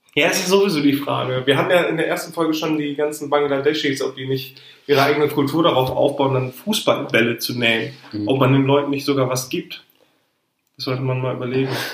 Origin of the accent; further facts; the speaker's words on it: Ruhr area, North Rhine-Westphalia, Germany; Wir kommen aus dem Ruhrgebiet.